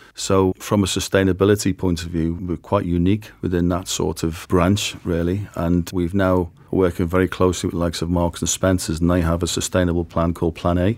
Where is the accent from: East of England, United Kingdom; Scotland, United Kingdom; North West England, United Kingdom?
North West England, United Kingdom; Liverpool; I was brought up on a council estate in Liverpool in a single parent family